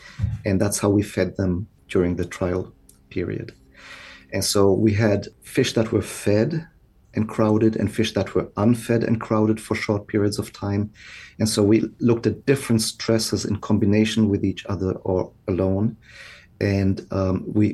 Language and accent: English; Alemannic region of Germany, Baden-Württemberg, Germany; moved away as an adult; also born or lived in Basel, Switzerland / Freiburg, Germany; now in Oregon, United States; I grew up in the Alemannic region of Germany, the very far southwest.